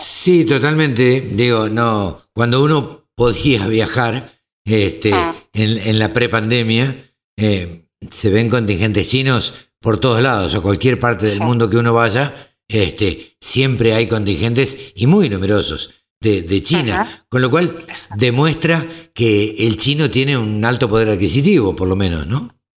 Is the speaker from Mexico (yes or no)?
no; Argentina